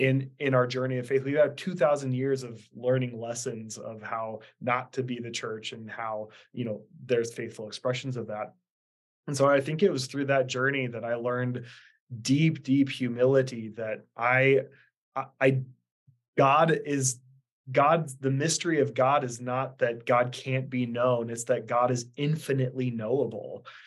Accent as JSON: {"language": "English", "region": "Idaho", "country": "United States", "tie": "born or raised there", "also_born_or_lived": "Kansas City", "said": "born and raised in Idaho."}